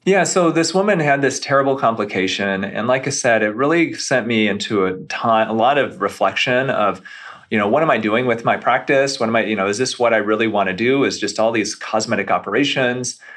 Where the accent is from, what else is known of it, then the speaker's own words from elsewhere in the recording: Grand Rapids, Michigan, United States; also born or lived in Beverly Hills, California; now in Detroit area, United States; I grew up near Grand Rapids